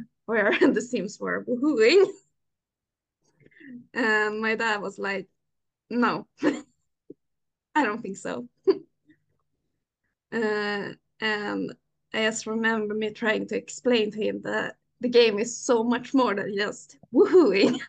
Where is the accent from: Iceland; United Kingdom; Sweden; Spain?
Sweden; I'm 29 years old. And I'm from Sweden.